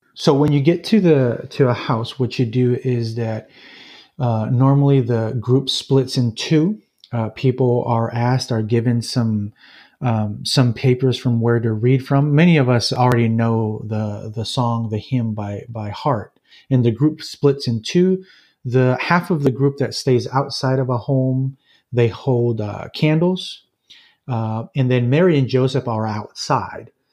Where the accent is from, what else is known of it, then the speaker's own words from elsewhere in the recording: Jalisco, Mexico; moved away as an adult; also born or lived in Los Angeles, California; now in United States; most of my life, I've, I've lived in Mexico and central Mexico in the state of Jalisco